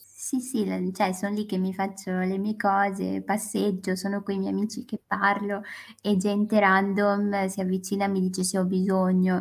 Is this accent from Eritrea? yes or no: yes; Eritrea; now in Bologna, Italy; vengo dall'Eritrea, studio economia e diritto a Bologna